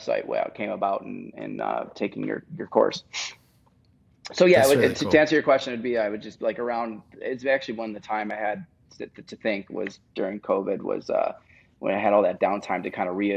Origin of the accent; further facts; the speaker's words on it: Buffalo, New York, United States; moved away as an adult; also born or lived in Nashville; now in Los Angeles, United States; I grew up in Buffalo, New York